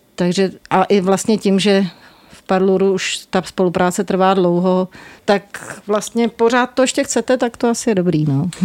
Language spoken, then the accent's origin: Czech; Prague, Czechia; já jsem jako z Vinohrad a bydlím vedle